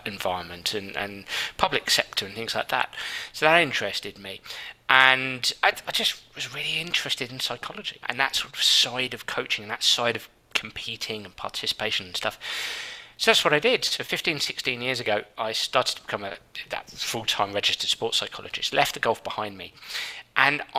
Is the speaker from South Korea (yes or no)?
no; London, United Kingdom; I grew up and lived in London at the time